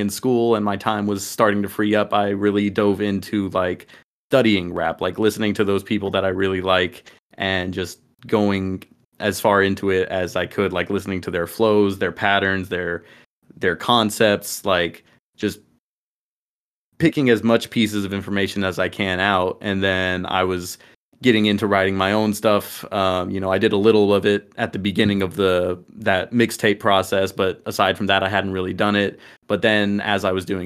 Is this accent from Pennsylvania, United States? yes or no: no; Dallas, Texas, United States; I come from Dallas, the Dallas area of Texas. Both of us do. Been here my entire life